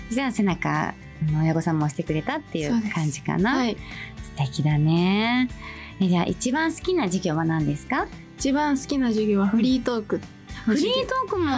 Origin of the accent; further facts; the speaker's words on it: Ichinomiya, Aichi, Japan; 出身は愛知県一宮市で17歳の高校2年生です。